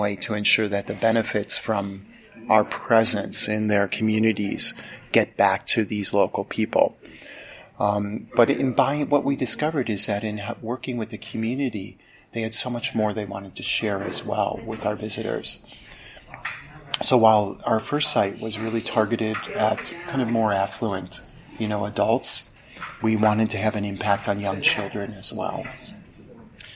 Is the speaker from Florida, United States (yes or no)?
no; Chicago, Illinois, United States; moved away as an adult; also born or lived in China; I'm from Chicago, from the States